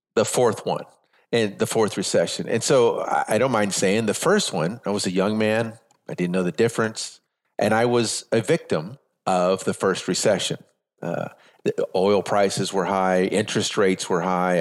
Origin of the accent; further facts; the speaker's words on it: San Antonio, Texas, United States; moved away as an adult; also born or lived in Las Vegas / North Carolina; I'm from San Antonio, Texas, born and raised here.